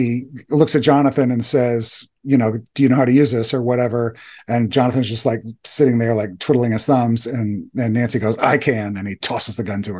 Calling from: Germany; English is a second language

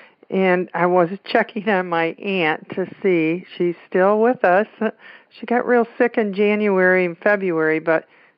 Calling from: Jackson, Michigan, United States; I'm calling from Jackson, Michigan.

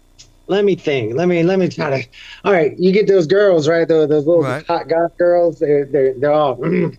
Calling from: Cape Coral, Florida, United States; Yeah, I'm down here in Cape Coral, Florida, right where Hurricane Ian hit, as a matter of fact.

